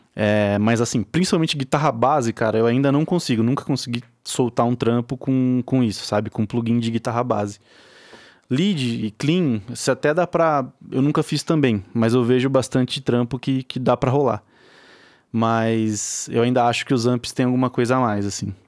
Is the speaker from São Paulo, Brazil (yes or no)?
yes; Araraquara, São Paulo, Brazil; eu sou de Araraquara, interior de São Paulo.